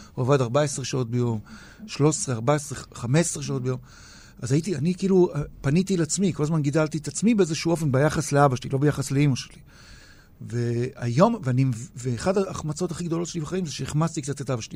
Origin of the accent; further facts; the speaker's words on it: Tel Aviv, Tel Aviv District, Israel; also born or lived in Ramat Gan / Pardes Katz; אני תל אביבי מגיל תשע, כל חיי אני בעיר הזאת